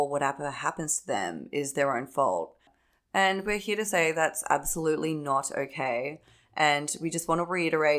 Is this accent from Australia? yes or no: yes; Australia; accent: Australian; now in New York, United States; As you can probably tell from my accent, I'm Australian